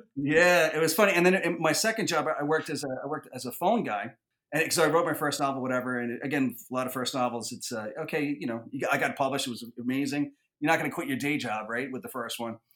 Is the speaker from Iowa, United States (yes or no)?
no; New York City, New York, United States; I grew up in the Bronx